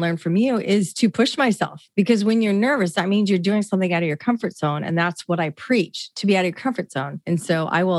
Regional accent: Bothell, Washington, United States; first language English; also born or lived in Seattle, Washington; where I grew up in Bothell

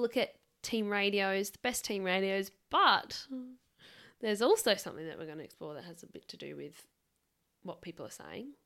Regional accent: Adelaide, South Australia, Australia; we are from South Australia.

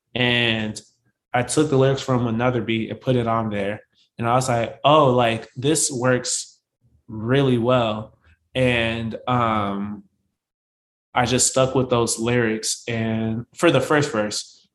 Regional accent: St. Paul, Minnesota, United States; also born or lived in New Orleans; So St. Paul is where I was born and raised.

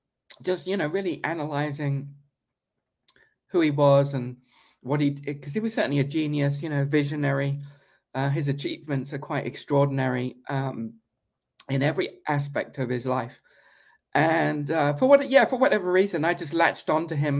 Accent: United Kingdom; moved away; when I was a young British school kid. I mean, I'm still British

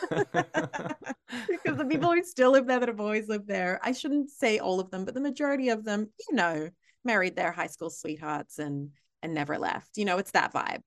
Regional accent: Australia; accent: Australian

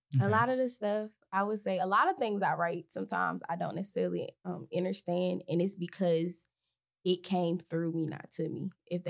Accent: Detroit, Michigan, United States; I'm from Detroit, so I'm naturally have the edge.

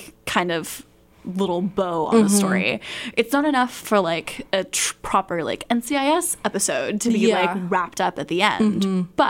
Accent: Los Angeles, California, United States; accent: LA accent; moved away; I'm from LA originally. So, you know, I've got that good old LA accent coming in here over the radio waves.

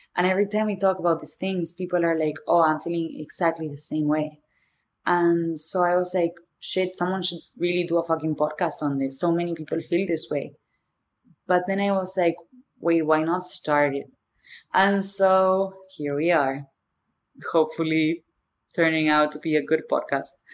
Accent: Argentina; accent: thick accent; English is a second language; moved away as an adult; also born or lived in Boston; now in New York, United States; The thick accent is because I'm from Argentina

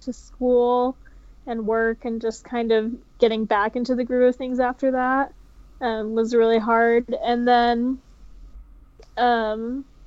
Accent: Texas, United States; now in Utah, United States; I was born in Texas. I live in Utah now

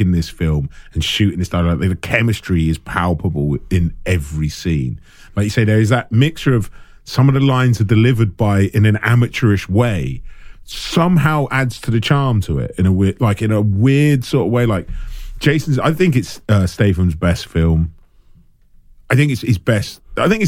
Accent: England, United Kingdom; we're from England

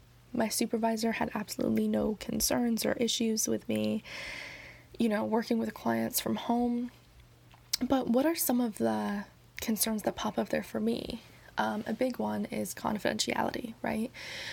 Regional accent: New York City, New York, United States; I came home because I'm from New York City. And I came home before all of this started happening with coronavirus, before New York City really started taking hits.

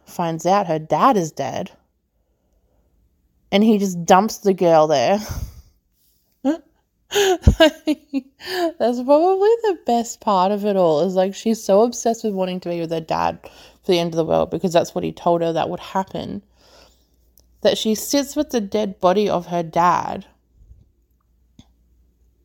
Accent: Australia

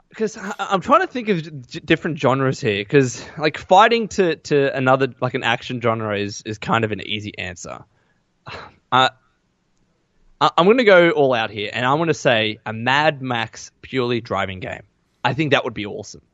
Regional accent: Australia; accent: Aussie; my Aussie accent

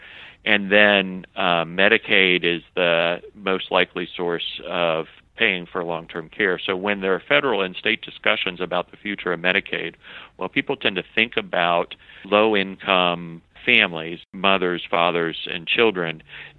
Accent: Jacksonville, Florida, United States; also born or lived in South Carolina; I grew up, well, technically I was born in South Carolina, but from 2 months on, have been a Floridian, grew up in Jacksonville, Florida, went away for school, but once you get the sand in your shoes, it always brings you back.

